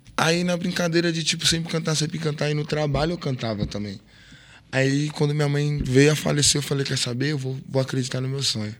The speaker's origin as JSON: {"language": "Portuguese", "region": "São Paulo", "country": "Brazil", "tie": "born or raised there", "said": "sou do fundão da Zona Leste, sou de Guaraná, sim, porque qualquer lugar que eu chego hoje, todo o respeito que eu tenho, foi porque de lá da onde eu vim, me ensinou a ser assim"}